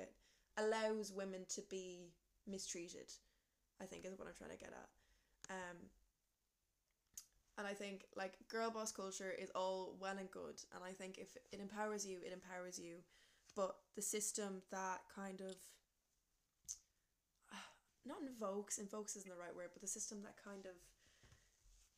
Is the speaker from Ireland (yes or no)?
yes; Ireland; we as like an Irish society